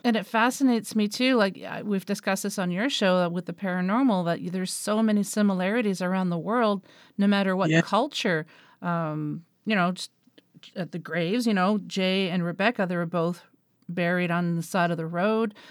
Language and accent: English; Moncton, New Brunswick, Canada; moved away; back in my hometown in New Brunswick on the east coast of Canada, um, in Moncton